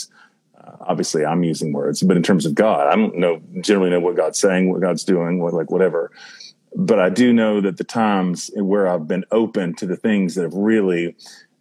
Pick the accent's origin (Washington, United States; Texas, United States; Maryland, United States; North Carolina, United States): North Carolina, United States; I'm from North Carolina